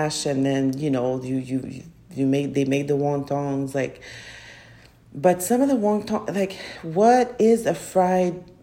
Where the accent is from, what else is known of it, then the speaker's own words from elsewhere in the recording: Canada; I'm from Canada